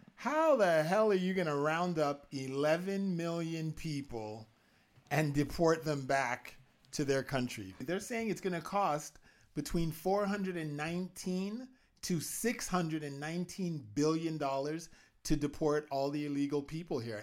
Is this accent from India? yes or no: no; Canada; I'm a Canadian